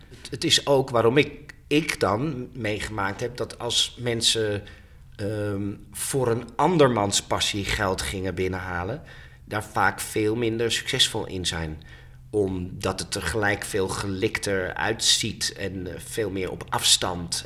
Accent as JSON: {"language": "Dutch", "town": "Haarlem", "region": "North Holland", "country": "Netherlands", "tie": "born or raised there", "said": "mijn geboortestad Haarlem"}